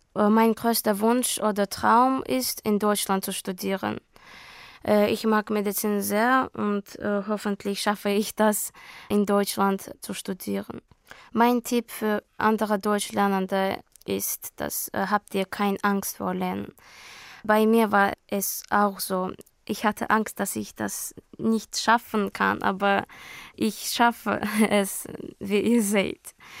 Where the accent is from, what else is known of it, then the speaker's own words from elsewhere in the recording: Baku, Azerbaijan; German is a second language; also born or lived in Hamburg, Germany; Ich komme aus Aserbaidschan, Baku.